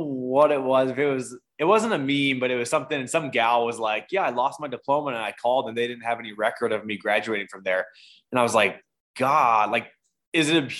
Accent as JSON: {"language": "English", "region": "New Hampshire", "country": "United States", "tie": "born or raised there", "also_born_or_lived": "Maine", "moved": "yes", "lives_now": "Montana, United States", "said": "I was born in Maine, raised in New Hampshire"}